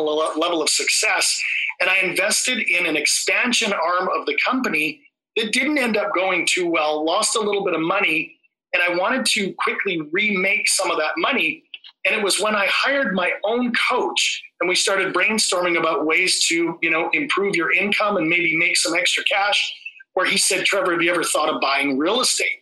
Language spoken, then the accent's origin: English; Vancouver, British Columbia, Canada; I'm from Vancouver, Canada